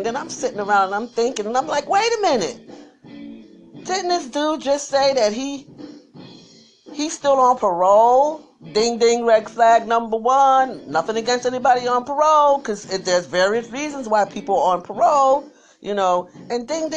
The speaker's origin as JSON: {"language": "English", "town": "New York City", "region": "New York", "country": "United States", "said": "me too"}